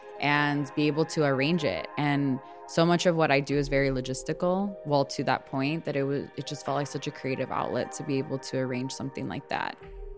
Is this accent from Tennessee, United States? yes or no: no; Chicago, Illinois, United States; I am born and raised in Chicago. I grew up in Little Village on the west side of the city.